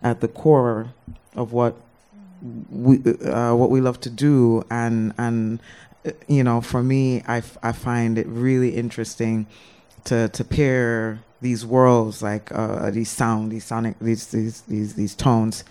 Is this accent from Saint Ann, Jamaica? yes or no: no; Mandeville, Manchester Parish, Jamaica; moved away as an adult; also born or lived in New York; growing up in Jamaica